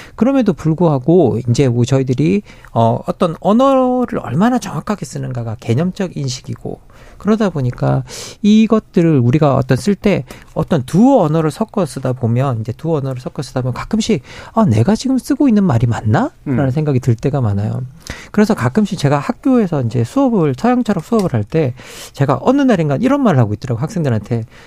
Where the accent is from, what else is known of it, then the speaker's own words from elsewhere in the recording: Gyeongsang, South Korea; now in Seoul, South Korea; 경상도 사람인데 서울에 올라와서